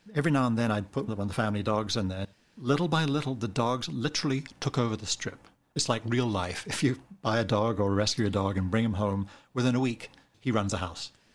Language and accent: English; New Zealand; moved away; I grew up in New Zealand